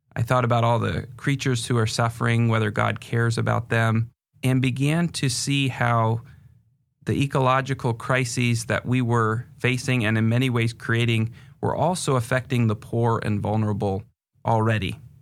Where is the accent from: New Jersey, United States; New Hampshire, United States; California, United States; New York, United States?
New Hampshire, United States; northern; moved away as an adult; also born or lived in England; now in Seattle area, United States; I was born in England and moved to the United States when I was five and grew up in northern New Hampshire